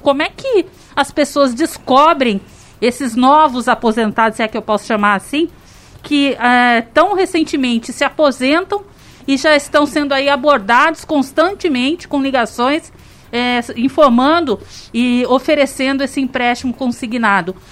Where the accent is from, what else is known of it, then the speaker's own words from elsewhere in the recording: Vale do Paraíba, São Paulo, Brazil; now in São José dos Campos, Brazil; E eu, eu não nasci aqui, mas sou da região do Vale